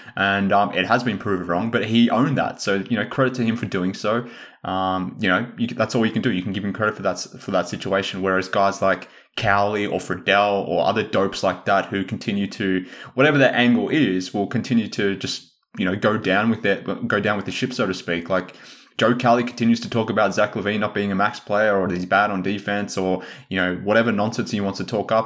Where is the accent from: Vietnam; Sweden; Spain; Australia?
Australia; I'm Australian